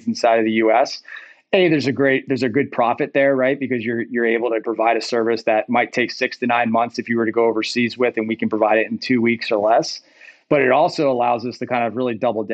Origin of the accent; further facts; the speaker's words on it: Rust Belt, United States; I grew up in the Rust Belt to some degree